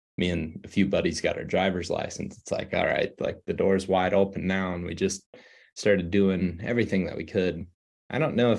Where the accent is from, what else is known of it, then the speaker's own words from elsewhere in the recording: Western Ohio, United States; moved away as an adult; also born or lived in Iowa; now in Colorado, United States; I grew up in Ohio, Western Ohio, in the flatlands